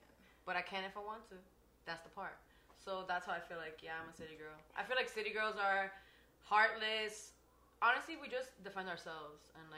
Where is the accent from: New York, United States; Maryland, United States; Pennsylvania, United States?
New York, United States; New York City; I'm from Washington Heights, born and raised.